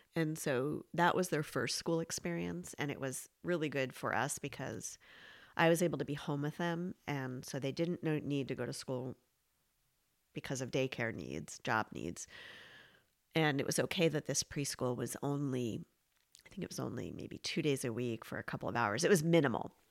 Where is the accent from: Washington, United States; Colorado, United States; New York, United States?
New York, United States; now in Vermont, United States; I'm from New York